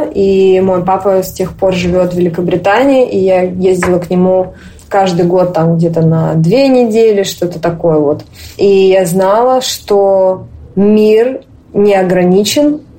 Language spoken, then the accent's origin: Russian; Moscow, Russia; moved away as an adult; now in Tel Aviv, Israel; мне 26 лет, я коренная москвичка. Сейчас я живу в Израиле, в Тель-Авиве, а, переехала я в конце мая, 25 числа.